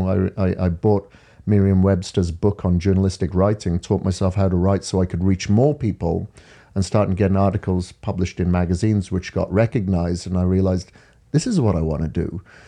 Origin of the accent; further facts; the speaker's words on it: Wales, United Kingdom; I'm from Wales in the UK. Grew up on a farm over there.